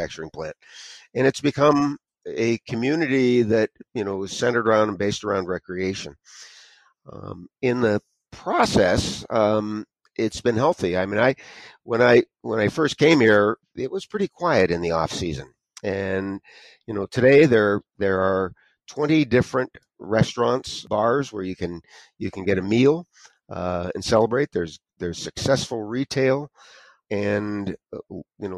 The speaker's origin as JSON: {"language": "English", "town": "Erie", "region": "Pennsylvania", "country": "United States", "tie": "born or raised there", "moved": "as an adult", "lives_now": "Ellicottville, United States", "said": "I was born in Erie, Pennsylvania"}